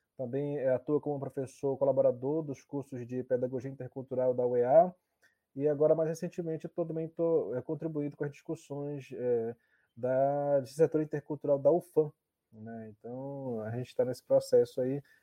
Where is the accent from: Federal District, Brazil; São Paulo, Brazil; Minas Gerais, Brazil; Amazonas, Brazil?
Amazonas, Brazil; Nova Olinda do Norte; also born or lived in Aldeia Quatá, Borba; Eu, eu, eu nasci em Nova Olinda, mas fui registrado como, como nascido no Quatá, né? Por conta da, na época, tem todo um, um processo lá. E vivi um, boa parte da, da vida, da infância, na verdade, entre a aldeia Quatá e o município de Nova Olinda do Norte